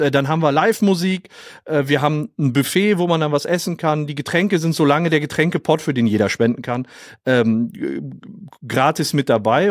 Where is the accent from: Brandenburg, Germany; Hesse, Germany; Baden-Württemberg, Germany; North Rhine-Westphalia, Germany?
North Rhine-Westphalia, Germany; Oberhausen; ich komm aus Oberhausen im Ruhrgebiet